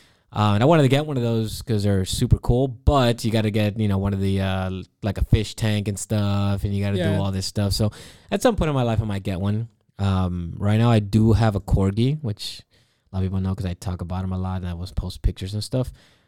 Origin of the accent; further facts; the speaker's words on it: Florida, United States; So I grew up in Florida.